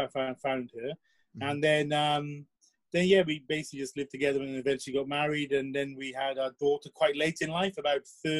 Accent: South Wales, United Kingdom; born or raised there; first language English; moved away as an adult; also born or lived in Singapore / Asia; now in Japan

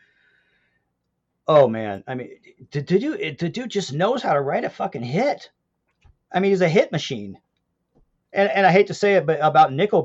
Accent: Pacific Northwest, United States; I'm from the Pacific Northwest

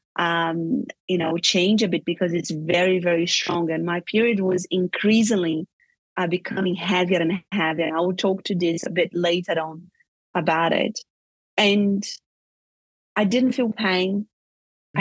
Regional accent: Brazil; moved away as an adult; also born or lived in Europe; I grew up in Brazil

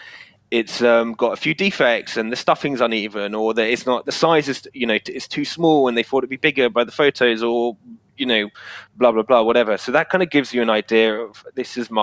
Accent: United Kingdom; I'm obviously British

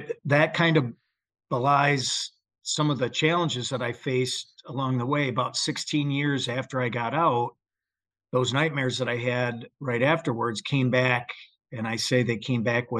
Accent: Michigan, United States; moved away as an adult; just a Joe average Midwestern guy growing up in Michigan

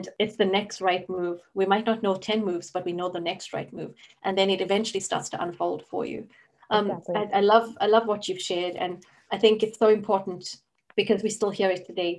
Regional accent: South Africa; now in Scotland, United Kingdom; I grew up in South Africa.

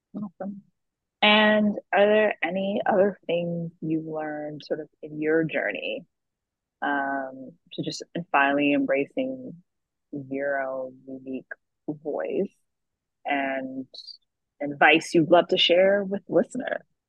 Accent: the South, United States; having two immigrant parents, growing up in the South

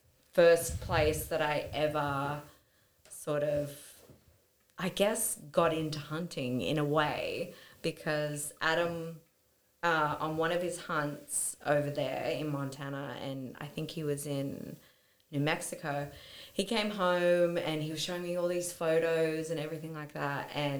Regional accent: Perth, Western Australia, Australia; born there; also born or lived in Victoria / Sydney / Newcastle / Canberra; I was born in Perth and I've lived there twice. I've lived in Victoria, I've lived in Sydney and Newcastle and Canberra.

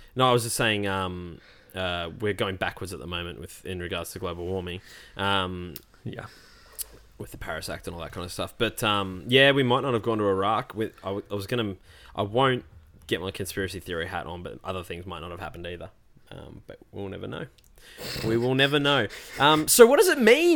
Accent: Melbourne, Victoria, Australia; the Melbourne CBD, my hometown

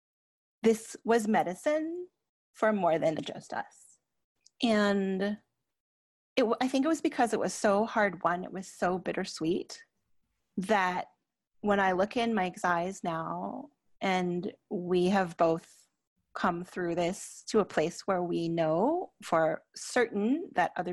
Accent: Canada; I'm Canadian

